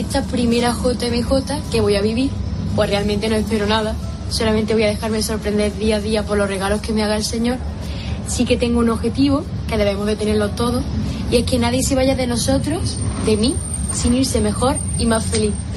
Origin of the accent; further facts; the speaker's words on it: Montilla, Andalusia, Spain; soy de Montilla, un pueblo de Córdoba